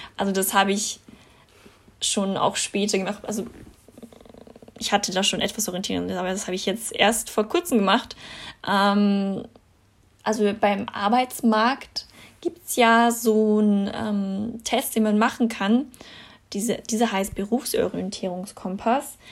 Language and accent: German; Austria; bei uns in Österreich